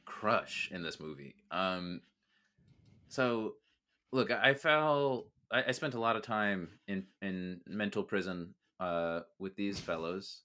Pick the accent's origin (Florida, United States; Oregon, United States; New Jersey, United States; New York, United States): New York, United States; Mineola; I was born in Mineola Hospital